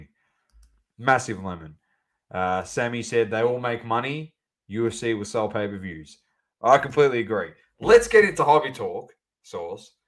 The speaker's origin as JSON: {"language": "English", "country": "Australia", "said": "we're from Australia"}